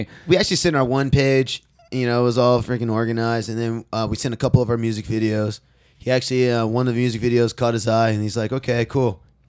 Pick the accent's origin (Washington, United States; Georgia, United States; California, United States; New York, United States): California, United States; Rancho Cucamonga; I'm actually coming from Rancho Cucamonga.